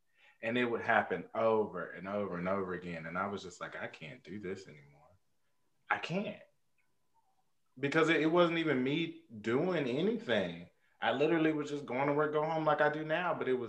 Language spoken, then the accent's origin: English; United States; especially because we're from North Carolina and Tennessee up there, we are usually raised with a certain discernment